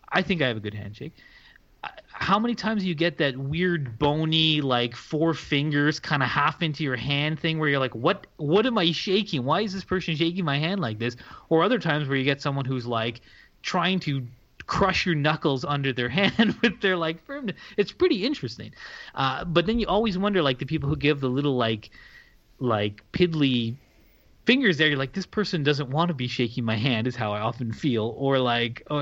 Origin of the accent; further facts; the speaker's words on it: Canada; well, look, I'm Canadian.